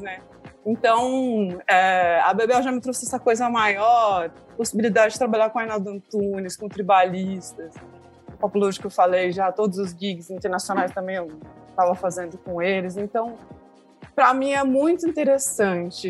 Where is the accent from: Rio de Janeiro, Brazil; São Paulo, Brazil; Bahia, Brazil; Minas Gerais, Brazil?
São Paulo, Brazil; Santa Bárbara d'Oeste; Eu sou de Santa Bárbara do Oeste